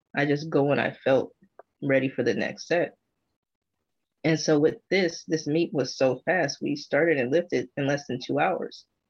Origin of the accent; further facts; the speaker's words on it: United States; being an American